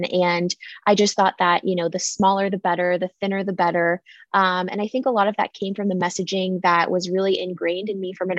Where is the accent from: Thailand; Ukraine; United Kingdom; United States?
United States; San Diego, California; I grew up in San Diego